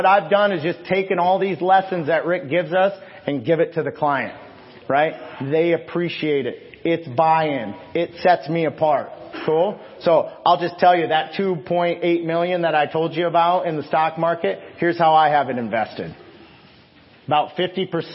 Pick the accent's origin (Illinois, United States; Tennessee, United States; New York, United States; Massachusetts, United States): Illinois, United States; I'm from Illinois